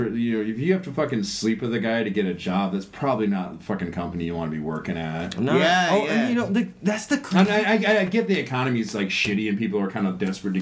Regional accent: Chicago, Illinois, United States; moved away as an adult; now in Japan; I'm from Chicago, dude.

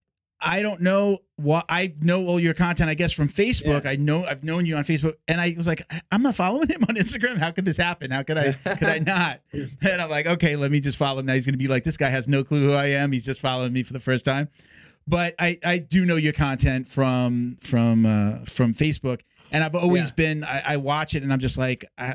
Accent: Long Island, New York, United States; accent: New York; I grew up on Long Island

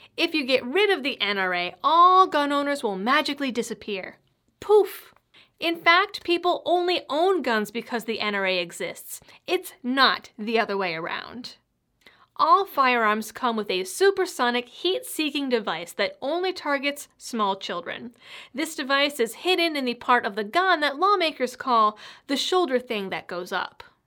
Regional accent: Massachusetts, United States; Growing up in Massachusetts

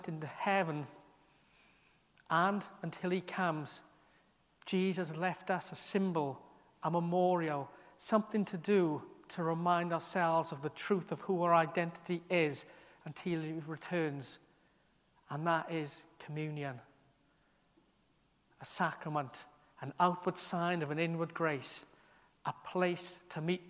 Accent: Merthyr Tydfil, Wales, United Kingdom; now in Aberystwyth, United Kingdom; I was born in Merthyr, but now Aberystwyth is a strong part of my identity, a strong part of who I am now, something I chose to do, to move here

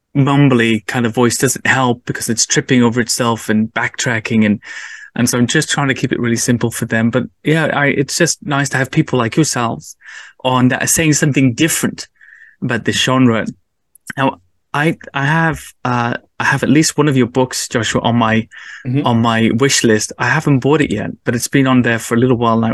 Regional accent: England, United Kingdom; being an English person

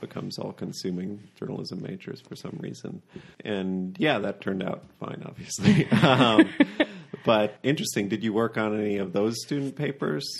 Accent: McFarland, Wisconsin, United States; you're from my hometown

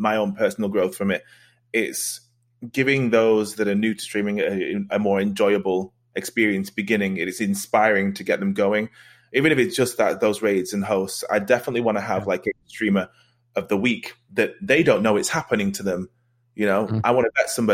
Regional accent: northern England, United Kingdom; Bloody northern we are

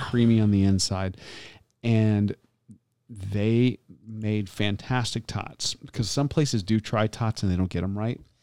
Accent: Florida, United States; I'm growing up in Florida

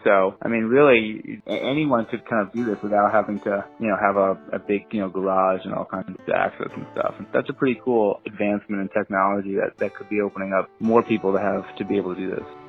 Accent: New York City, New York, United States; I grew up in New York City, very small apartment.

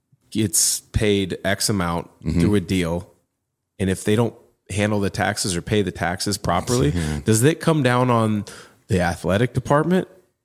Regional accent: United States; I grew up in the Portland, Vancouver area

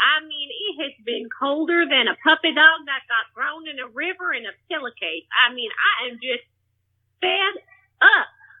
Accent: Plano, Texas, United States; I'm calling from, well, I'm from Plano, Texas, but I'm calling from some tailhole between Plano and Galveston.

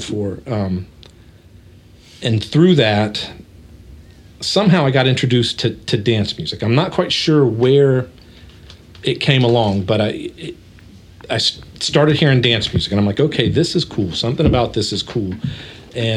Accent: Dayton, Ohio, United States; we grew up in West Dayton and really got into hip hop and R&B, all that stuff

